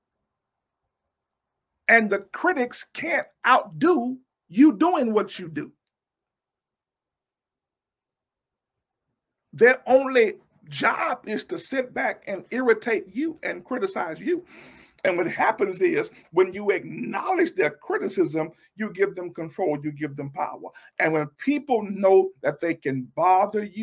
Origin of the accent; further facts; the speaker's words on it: Louisiana, United States; I'm from Louisiana